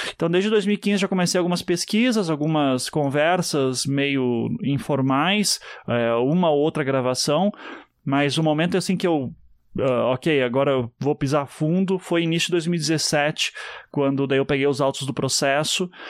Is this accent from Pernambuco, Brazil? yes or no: no; Curitiba, Paraná, Brazil; Eu sou de Curitiba.